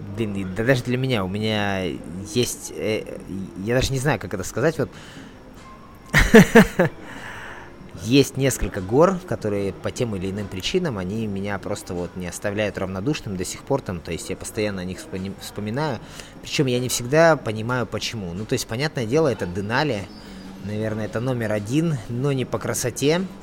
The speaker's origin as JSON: {"language": "Russian", "region": "Siberia", "country": "Russia", "tie": "born or raised there", "moved": "yes", "lives_now": "Magadan Oblast, Russia", "said": "я сам родом из Сибири"}